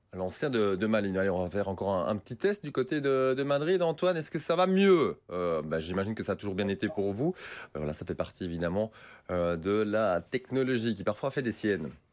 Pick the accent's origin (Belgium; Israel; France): Belgium; chez nous en Belgique